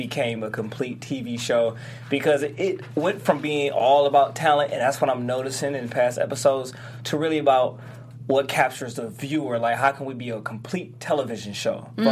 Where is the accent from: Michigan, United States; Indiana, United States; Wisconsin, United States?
Michigan, United States; Detroit; I'm from Detroit